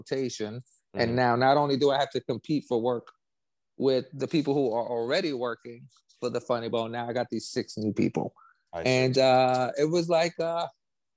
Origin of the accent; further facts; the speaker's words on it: New York City, New York, United States; now in Tampa, United States; I grew up in the Lower East Side of Manhattan.